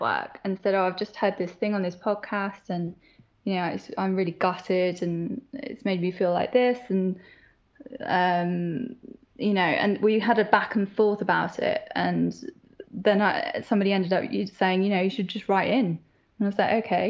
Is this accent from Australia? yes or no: no; Northern Ireland, United Kingdom; I grew up in Northern Ireland and that's hugely religious